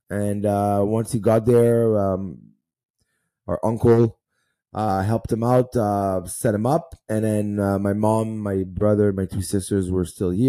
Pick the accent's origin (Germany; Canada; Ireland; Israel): Israel; born there; I was born in Israel, um, 1982, and uh, that's the year there was the war of Lebanon.